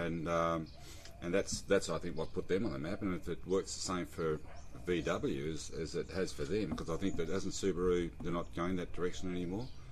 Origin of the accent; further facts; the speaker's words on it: Sydney, New South Wales, Australia; I'm also from Sydney originally as well